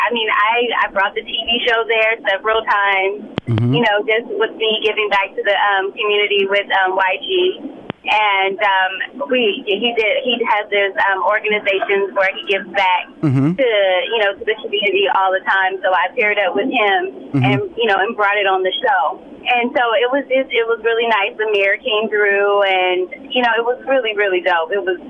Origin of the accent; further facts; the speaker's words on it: Compton, California, United States; I'm always screaming to the mountaintop that I'm from Compton, because I want them to see.